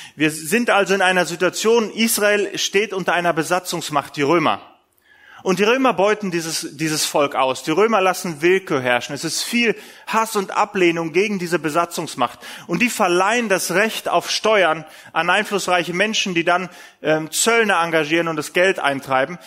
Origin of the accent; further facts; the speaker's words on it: Essen, North Rhine-Westphalia, Germany; Bei uns in Essen, wir sind ja mitten im Ruhrgebiet